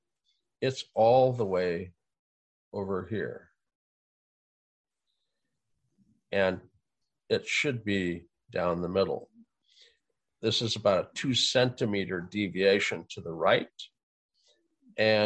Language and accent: English; Fargo, North Dakota, United States; moved away; I grew up in Fargo